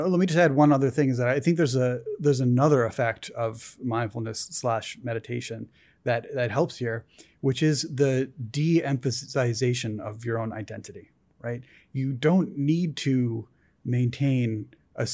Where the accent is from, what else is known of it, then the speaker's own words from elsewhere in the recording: East Coast, United States; I'm scientist guy. I grew up on the East Coast. I came out here